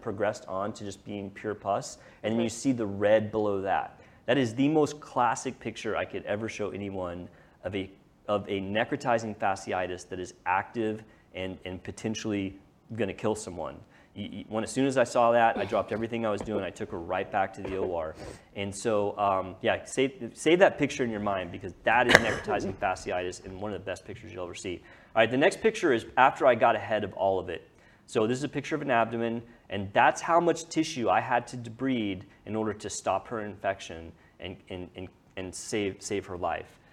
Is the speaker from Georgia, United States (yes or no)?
no; Lewisville, Texas, United States; I grew up on the lake. I grew up there